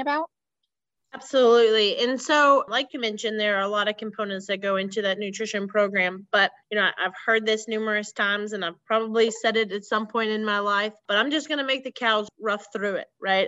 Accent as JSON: {"language": "English", "region": "Central Missouri", "country": "United States", "tie": "born or raised there", "said": "I grew up in Central Missouri about 20 miles south of Jefferson City, Missouri, on a small cow calf operation"}